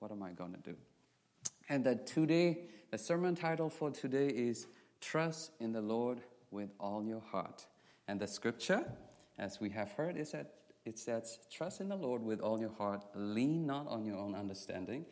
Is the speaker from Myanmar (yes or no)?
yes; Myanmar; moved away; I'm from Burma. Like I said, my ethnicity is called Karen.